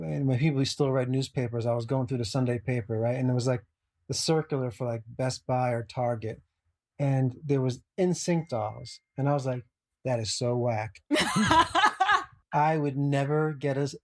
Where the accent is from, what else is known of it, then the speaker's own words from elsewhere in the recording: New Jersey, United States; being from that area, you know, I grew up in New Jersey